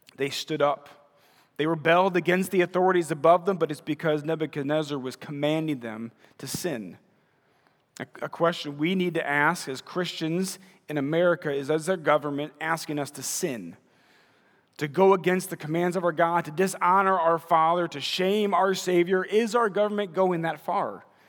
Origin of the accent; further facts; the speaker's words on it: Munster, Indiana, United States; also born or lived in Crown Point, Indiana / Wisconsin; moved to Munster and graduated from Munster High School